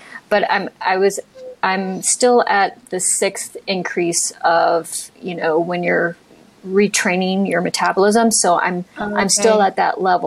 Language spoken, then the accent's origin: English; Ohio, United States; now in San Francisco, United States; I'm from Ohio